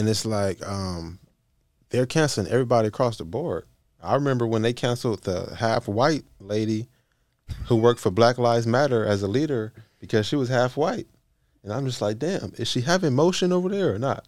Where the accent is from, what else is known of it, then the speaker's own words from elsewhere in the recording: West Coast, United States; I'm from the West Coast.